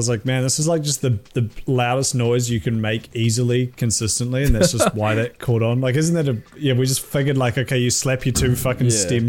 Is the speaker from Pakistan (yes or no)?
no; New Zealand; as a Kiwi